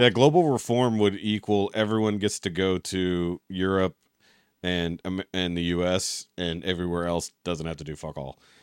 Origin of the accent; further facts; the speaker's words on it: Texas, United States; as a Texan